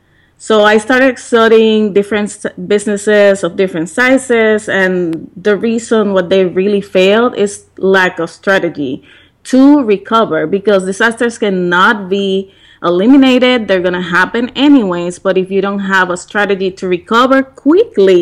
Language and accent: English; Puerto Rico; moved away; back in Puerto Rico, and we have a period of 20 days of rain in my hometown, where the business was